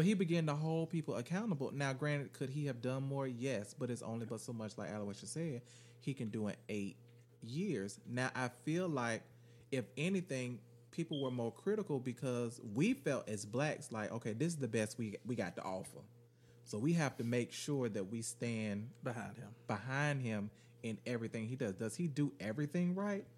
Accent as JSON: {"language": "English", "region": "Florida", "country": "United States", "said": "I'm from Florida. I'm a Floridian who live in America"}